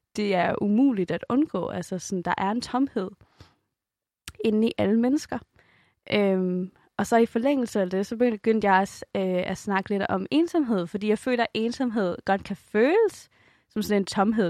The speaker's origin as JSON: {"language": "Danish", "country": "Denmark", "said": "også som dansker"}